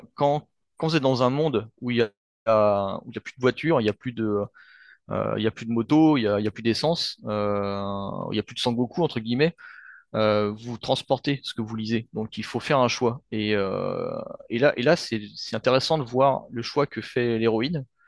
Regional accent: France; je suis d'origine vietnamienne, mais bon, euh, j'ai grandi en France et, euh, je, me sens français

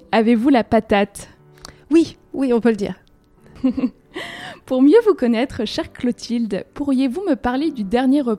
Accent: Courbevoie, Île-de-France, France; j'ai grandi à Courbevoie, euh, donc en toute proche région

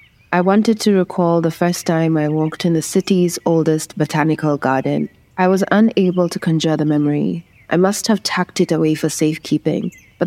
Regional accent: Kenya; I am a Kenyan communications specialist.

